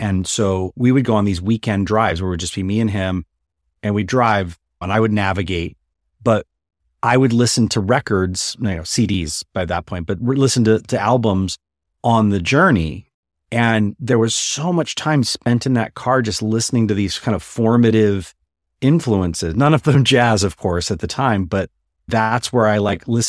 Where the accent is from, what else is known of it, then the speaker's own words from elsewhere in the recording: Los Angeles, California, United States; I was born in the San Fernando Valley, and I grew up there in the Valley and basically went to college and everything here in Los Angeles. So I never left, and I'm in Pasadena now.